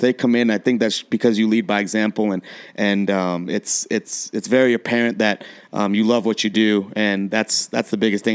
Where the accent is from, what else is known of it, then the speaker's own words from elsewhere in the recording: San Diego, California, United States; now in Colorado, United States; I was born in San Diego